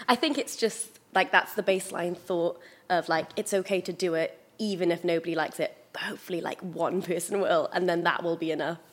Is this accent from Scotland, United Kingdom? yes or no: no; Pembrokeshire, Wales, United Kingdom; I was growing up in Pembrokeshire